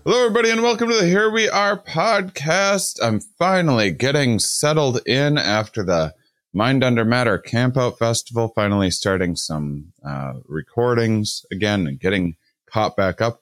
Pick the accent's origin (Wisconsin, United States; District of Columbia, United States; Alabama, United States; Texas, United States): Wisconsin, United States; I was raised on the Mississippi in, in Wisconsin